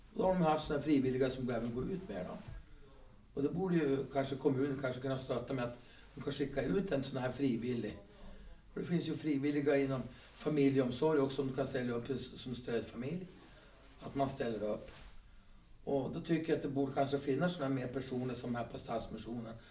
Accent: Skutskär, Uppsala County, Sweden; moved away as an adult; also born or lived in Kalix / Haparanda / Byske; now in Skellefteå, Sweden; Alltså jag är född i Uppsala och uppväxt i Skutskär

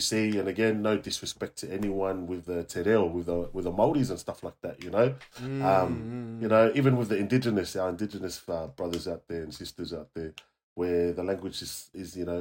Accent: Australia; I'm Aussie

